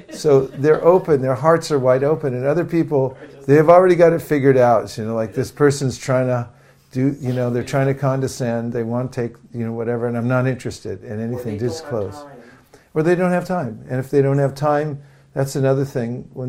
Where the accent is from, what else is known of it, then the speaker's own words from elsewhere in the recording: San Francisco, California, United States; So I'm, I'm from San Francisco.